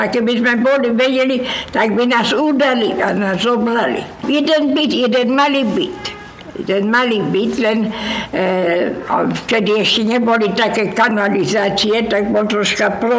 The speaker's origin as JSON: {"language": "Slovak", "country": "Slovakia", "said": "vyhnali nás, lebo sme boli Slováci."}